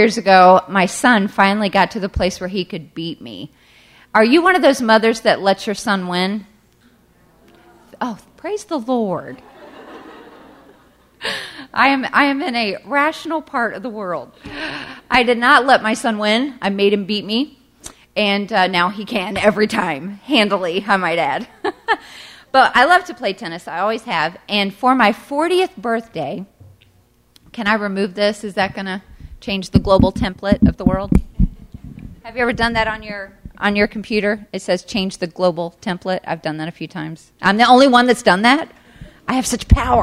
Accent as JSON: {"language": "English", "region": "the South", "country": "United States", "tie": "born or raised there", "said": "Growing up in the South, I didn't even know what hockey was"}